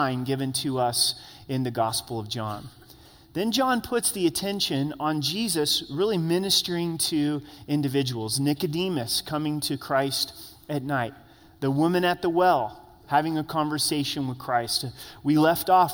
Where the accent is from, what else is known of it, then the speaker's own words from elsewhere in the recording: Grants Pass, Oregon, United States; now in Colorado Springs, United States; I grew up in Southern Oregon, in Grants Pass, Oregon